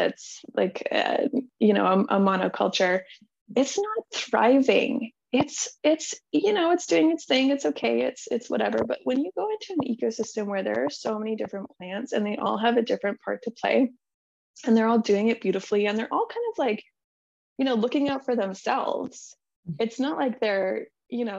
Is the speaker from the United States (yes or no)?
no; Manitoba, Canada; I grew up in Manitoba, in Canada, and I grew up in a very conservative Christian community